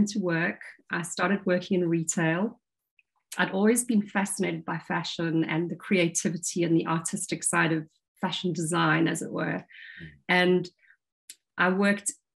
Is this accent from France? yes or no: no; Durban, KwaZulu-Natal, South Africa; moved away as an adult; also born or lived in London, United Kingdom; now in South coast of England, United Kingdom; I was born in South Africa, in Durban, grew up in the apartheid era, and left for the UK back in 1999